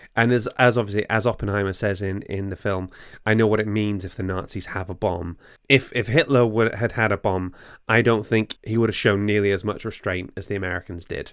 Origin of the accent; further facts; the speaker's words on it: Bangor, Wales, United Kingdom; moved away; I'm from Bangor originally.